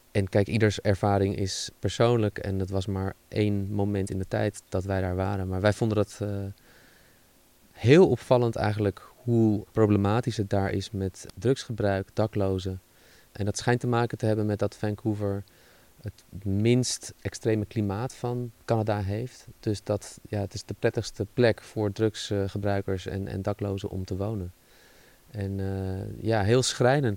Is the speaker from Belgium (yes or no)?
no; Netherlands